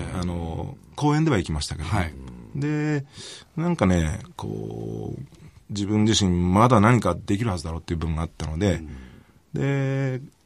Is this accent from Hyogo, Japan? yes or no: yes; Kobe, Hyogo, Japan; 俺ね、神戸市民なんで